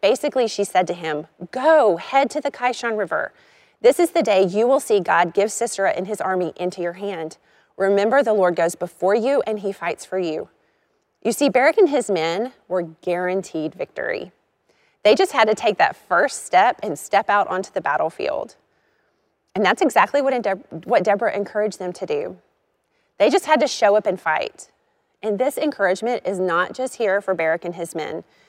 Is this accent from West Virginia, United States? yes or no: no; Arkansas, United States; I grew up in Arkansas